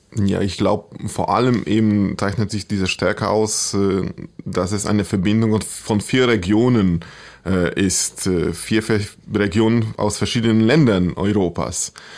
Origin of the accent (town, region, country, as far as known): Poland; born or raised there; German is a second language